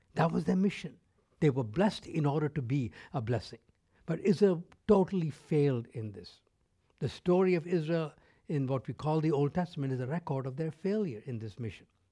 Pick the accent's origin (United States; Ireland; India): India; North India; first language Tamil; English is a second language; now in North America; I grew up in India. Uh, I spoke Tamil, which was my mother tongue. I spoke Hindi, which was the lingua franca of that country, living in North India